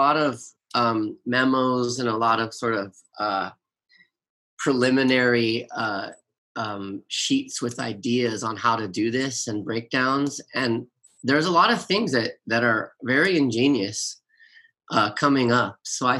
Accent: Los Angeles, California, United States; I live in Hollywood, I grew up in Los Angeles

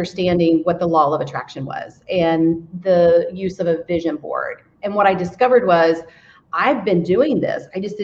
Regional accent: United States; I am from the Brown County area, born and raised

